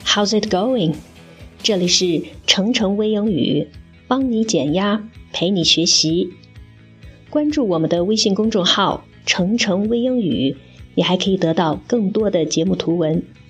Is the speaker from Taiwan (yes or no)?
no; China; 我们中国人读错的比例非常地高